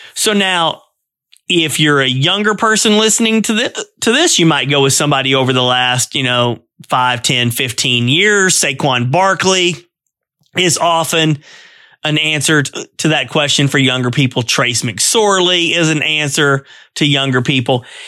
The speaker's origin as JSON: {"language": "English", "town": "Altoona", "region": "Pennsylvania", "country": "United States", "said": "I'm from Altoona. I'm, I live in, uh, Altoona"}